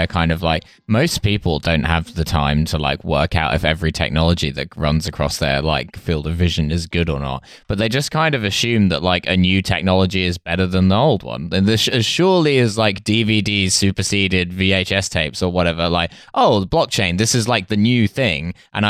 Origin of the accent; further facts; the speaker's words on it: Essex, East of England, United Kingdom; my hometown in Essex